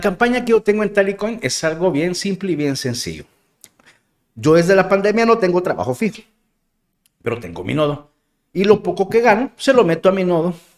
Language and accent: Spanish; El Salvador; soy moreno y soy salvadoreño